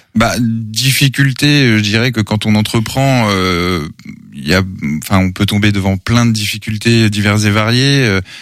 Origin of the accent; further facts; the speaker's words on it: Angers, Pays de la Loire, France; natif d'Angers, toujours été sur Angers, enfin j'ai grandi sur Angers